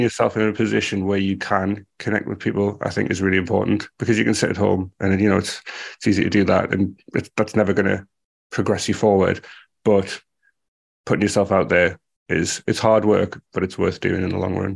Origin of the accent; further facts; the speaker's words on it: United Kingdom; I'm speaking as a a British person